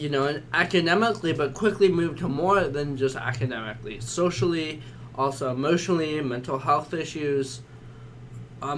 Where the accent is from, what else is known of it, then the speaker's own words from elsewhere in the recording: San Francisco, California, United States; I am from San Francisco. I went to a small high school there in this city.